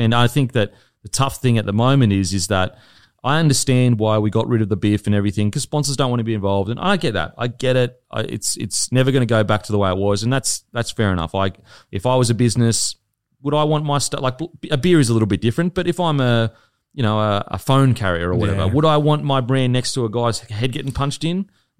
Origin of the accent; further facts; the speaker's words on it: Gold Coast, Queensland, Australia; I'm from the Gold Coast, but Brisbane was a side that everyone loved growing up.